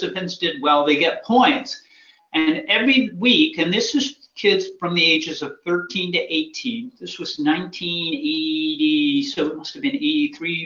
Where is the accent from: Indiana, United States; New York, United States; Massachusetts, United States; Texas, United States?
Massachusetts, United States; I grew up in Massachusetts